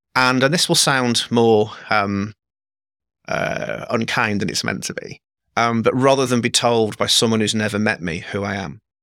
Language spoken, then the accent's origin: English; England, United Kingdom; I was raised by Scottish parents in England.